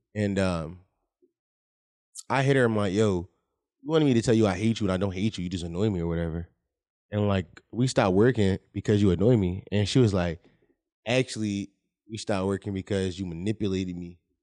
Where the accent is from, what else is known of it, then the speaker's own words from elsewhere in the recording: Philadelphia, Pennsylvania, United States; I'm from Philadelphia, born and raised